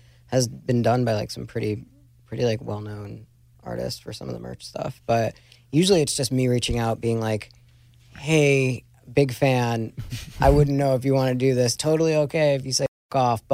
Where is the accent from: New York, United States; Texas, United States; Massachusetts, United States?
New York, United States; I'm from New York